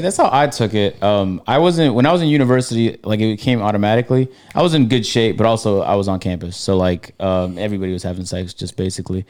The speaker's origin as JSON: {"language": "English", "country": "Canada", "moved": "yes", "lives_now": "United States", "said": "I'm from Canada, so uh, I love Canada with a passion. I'm gonna move back to when I make, when I get my money up"}